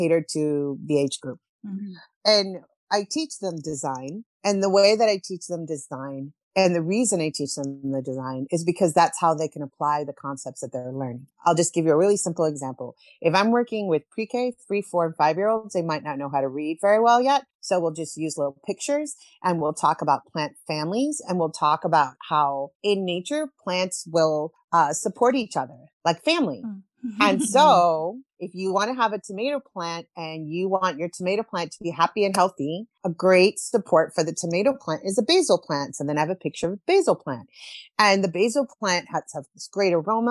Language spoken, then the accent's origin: English; Bible Belt, southeastern U.S., Southeastern United States, United States; moved away as an adult; also born or lived in Chile / New York / Alaska / Guatemala; I'm originally from Chile. We moved to the United States when I was 7 years old. I grew up in the Bible Belt, southeastern part of the U.S.